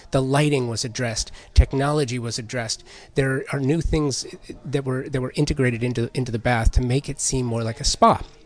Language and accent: English; Los Angeles, California, United States; growing up in the San Fernando Valley in the nineteen eighties